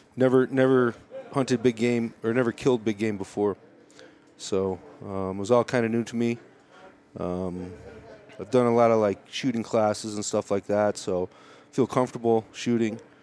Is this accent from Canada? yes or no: no; Chicago, Illinois, United States; moved away as an adult; now in Colorado, United States; I grew up in uh, Chicago, uh, moved to Colorado in '99 for college